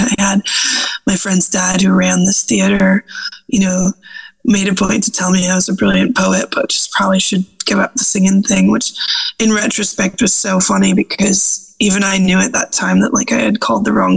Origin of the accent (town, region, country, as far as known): United States; moved away as an adult; also born or lived in Berlin, Germany; now in Edinburgh, United Kingdom